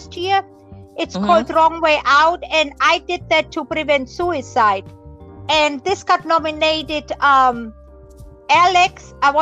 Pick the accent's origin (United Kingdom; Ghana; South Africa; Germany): Germany; moved away as an adult; I grew up in Germany